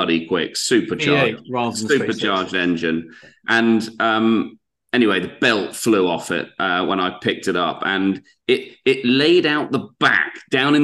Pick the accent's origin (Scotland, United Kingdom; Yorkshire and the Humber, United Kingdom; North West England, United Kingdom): Scotland, United Kingdom; I'm Scottish